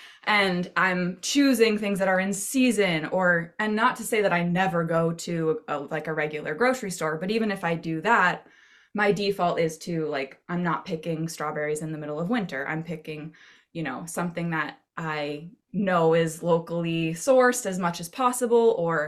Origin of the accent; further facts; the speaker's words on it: Maine, United States; I grew up in Maine, so I hope so.